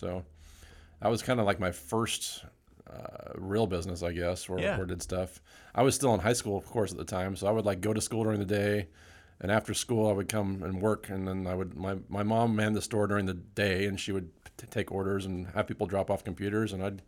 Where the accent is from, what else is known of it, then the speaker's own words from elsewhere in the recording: Utah, United States; I grew up in Utah, and so I was a computer store there I worked for.